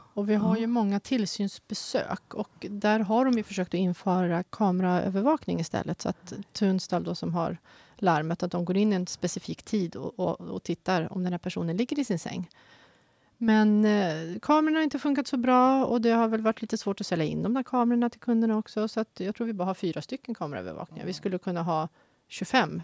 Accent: Tyresö, Stockholm County, Sweden; moved away as an adult; now in Haninge, Sweden; jag är mm. född och uppvuxen och bott i mina första 46 år här.

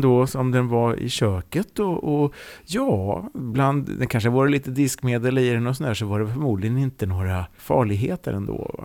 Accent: Norrköping, Östergötland, Sweden; Jag är uppfödd i Norrköping.

